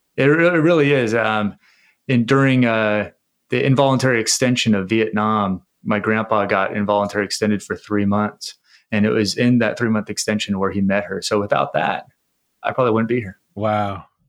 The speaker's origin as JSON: {"language": "English", "town": "San Diego", "region": "California", "country": "United States", "tie": "born or raised there", "said": "I was born and raised in San Diego, uh, California"}